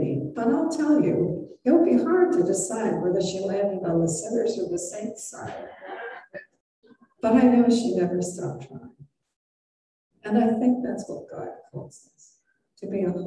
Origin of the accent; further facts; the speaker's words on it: Ireland; I'm Irish